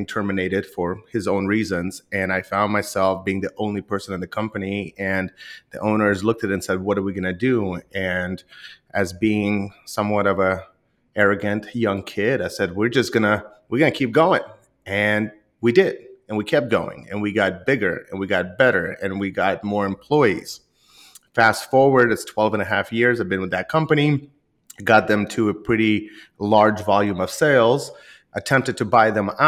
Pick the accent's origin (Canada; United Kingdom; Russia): Russia; Rostov, Yaroslavl Oblast; now in United States; I originally was born in Russia, and I was born in a small town called Rostov, just southeast of Moscow